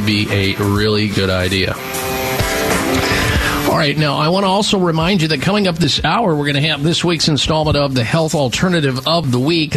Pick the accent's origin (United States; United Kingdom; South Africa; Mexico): United States; Midwest; Growing up in the Midwest